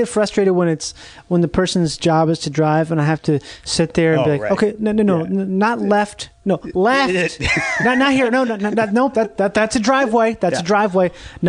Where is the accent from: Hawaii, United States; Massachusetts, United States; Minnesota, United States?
Minnesota, United States; Rochester; Rochester, Minnesota.